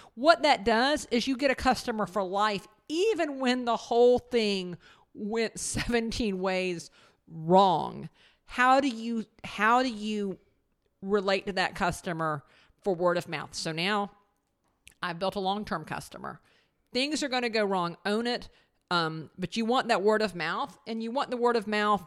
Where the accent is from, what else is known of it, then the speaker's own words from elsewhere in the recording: the South, United States; we're from the South